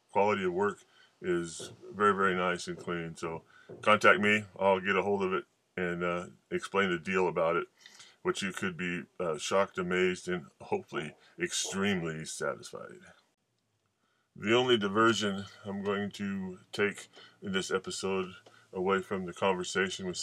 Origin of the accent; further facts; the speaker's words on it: Pinedale, Wyoming, United States; I do still claim a bit of brick and mortar in my hometown of Pinedale, Wyoming